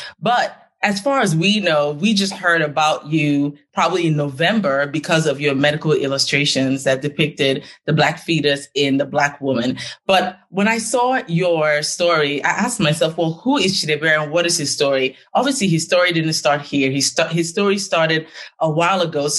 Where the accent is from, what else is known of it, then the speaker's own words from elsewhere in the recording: Nigeria; moved away; I'm Nigerian and just like you, left Nigeria to go to a developed country